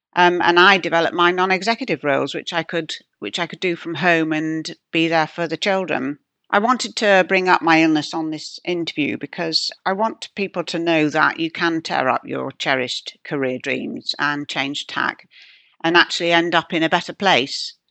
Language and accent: English; Yorkshire and the Humber, United Kingdom; moved away; I come from Yorkshire. My father's still there.